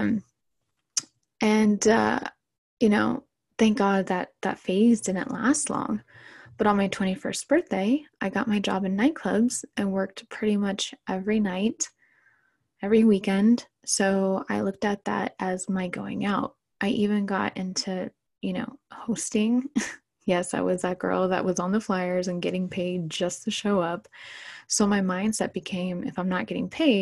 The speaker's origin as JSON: {"language": "English", "area": "Orange County", "region": "California", "country": "United States", "tie": "born or raised there", "said": "I was born and raised in Orange County, California"}